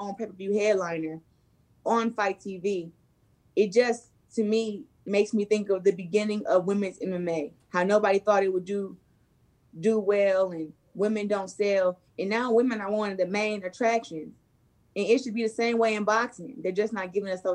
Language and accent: English; Flint, Michigan, United States; my hometown